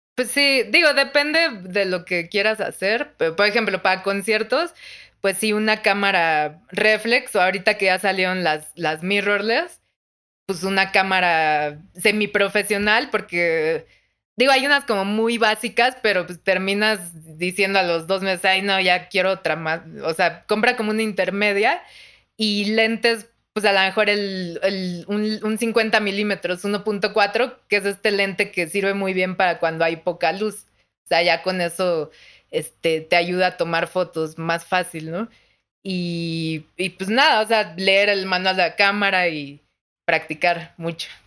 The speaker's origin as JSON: {"language": "Spanish", "country": "Mexico", "said": "soy de México"}